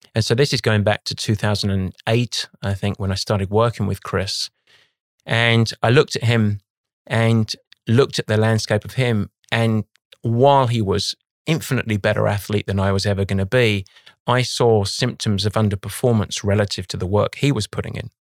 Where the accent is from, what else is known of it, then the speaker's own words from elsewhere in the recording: London, United Kingdom; moved away as an adult; now in United States; I, I grew up on the east side of London